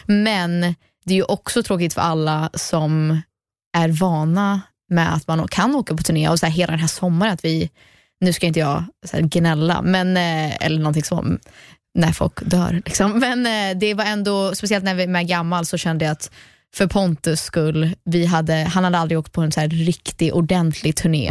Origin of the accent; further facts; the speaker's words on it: United States; first language English; Swedish is a second language; also born or lived in Sweden; jag är ju svensk, jag föddes i Sverige, växte upp i USA